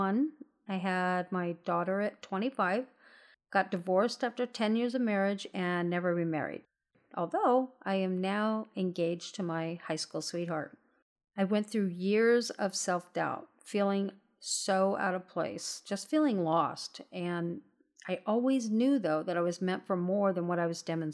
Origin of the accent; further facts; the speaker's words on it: Southern California, United States; I'm born and raised in Southern California